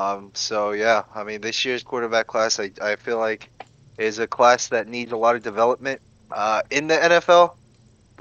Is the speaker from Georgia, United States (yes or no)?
yes; Georgia, United States; I was raised here in Georgia, went to college at UGA